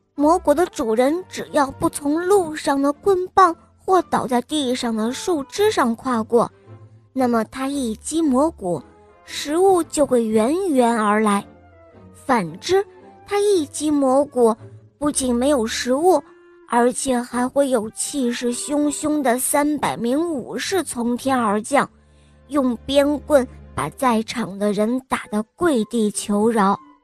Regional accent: Shenyang, Liaoning, China; 我今年六岁，我来自沈阳

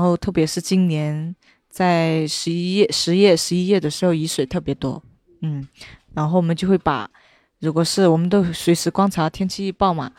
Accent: Menglian County, Yunnan, China; 我们的家乡

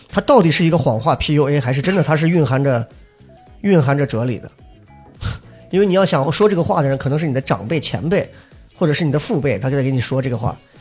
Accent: Shanxi, China; 你像我们老家呢，就真的是那种在农村里头贼能吃苦，就跟小黑那农，农村里的一样的，就我们家山西老家挑水

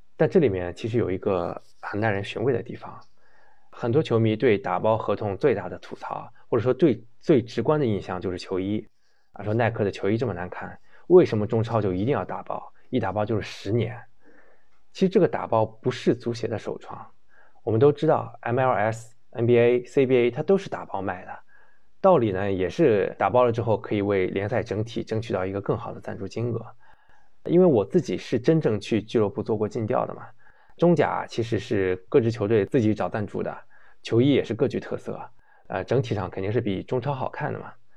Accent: China; 我们中国人

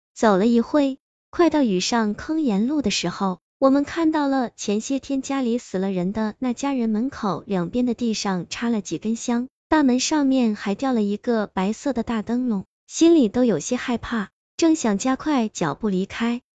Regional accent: Pucheng, Fujian, China; also born or lived in Shipi; 初二那年，我爸爸去世了，我妈妈带着我和我弟弟从石皮搬回了城里。那时候我家住在城关一条叫文化弄的小街巷里，这条小巷子的后面就是浦城二中，再往外走经过一座基督教堂，就到热闹的民主路了

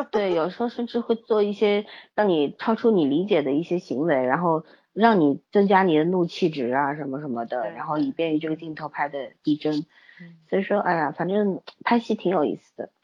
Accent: Shanghai, China; 我们上海人

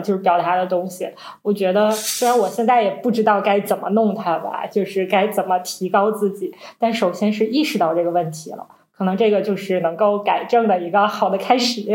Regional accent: Northeast China, China; 我们是三个来自东北的Ladies

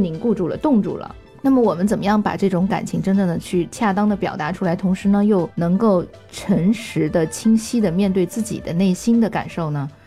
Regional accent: China; 因为我们中国人说，就是说，一年无论做什么，春节都要回家过年

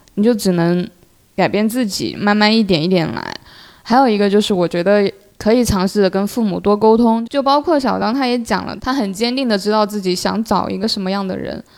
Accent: Sichuan, China; moved away as an adult; now in Guangdong, China; 我父母在我小学的时候选择到广东这边来工作，所以我是自己一个人留在四川的

